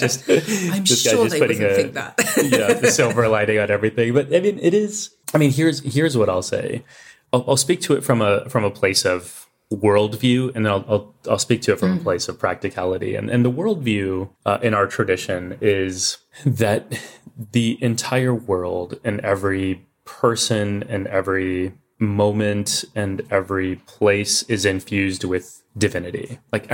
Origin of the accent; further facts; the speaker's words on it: Texas, United States; growing up in Texas as kids wearing turbans